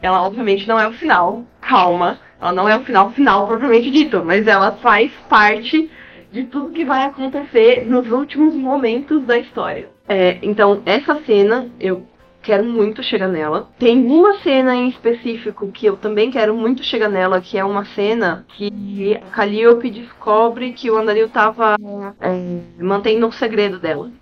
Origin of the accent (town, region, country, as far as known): Brazil; also born or lived in Canada